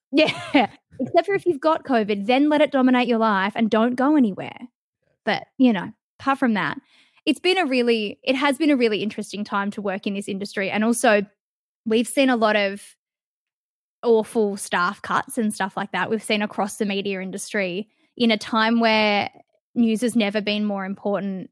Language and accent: English; Perth, Western Australia, Australia; also born or lived in Kalgoorlie; I grew up in Leaderville, which, if anyone that's from Perth, is, like, really close to the city